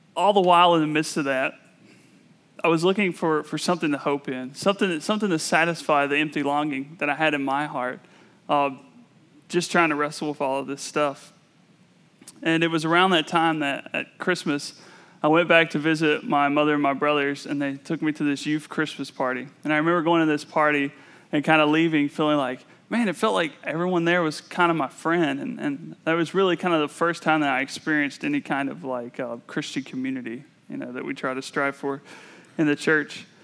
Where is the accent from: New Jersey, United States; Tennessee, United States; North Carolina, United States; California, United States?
North Carolina, United States; I was born and raised in the Bible Belt culture of North Carolina.